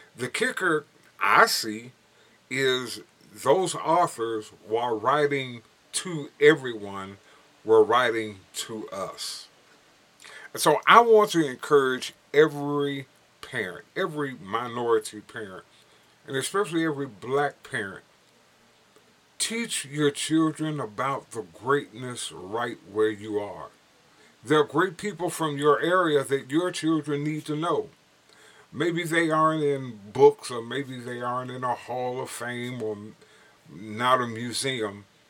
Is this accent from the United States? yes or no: yes; Gary, Indiana, United States; Growing up in Gary, Indiana